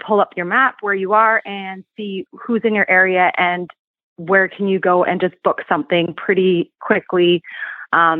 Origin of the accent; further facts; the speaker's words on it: Canada; moved away; I'm originally actually from Canada